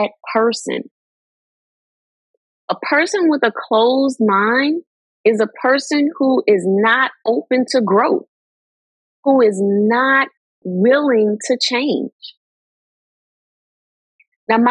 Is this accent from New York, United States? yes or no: no; New Orleans, Louisiana, United States; New Orleans till